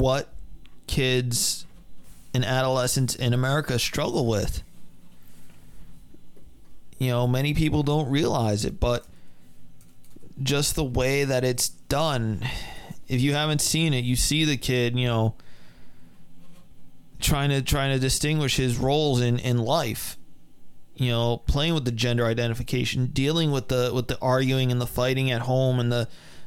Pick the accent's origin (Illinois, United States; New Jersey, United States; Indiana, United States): New Jersey, United States; we were from Jersey.